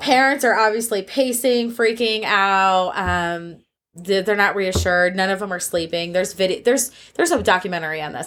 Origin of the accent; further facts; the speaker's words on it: United States; as an American